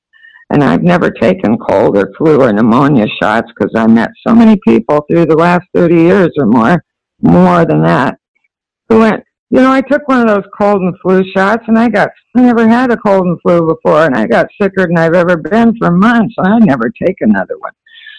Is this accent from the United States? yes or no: yes; California, United States; I know I come from California, where our governor, Jerry Brown, a few years ago, was signing off these things.